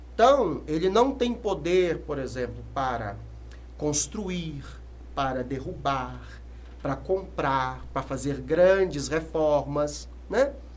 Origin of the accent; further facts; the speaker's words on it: Sete Lagoas, Minas Gerais, Brazil; also born or lived in Contagem / Belo Horizonte; Depois nós retornamos para Sete Lagoas. E lá cresci